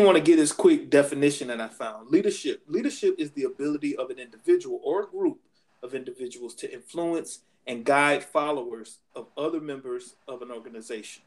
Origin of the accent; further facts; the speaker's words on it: Sanford, United States; I'm from Sanford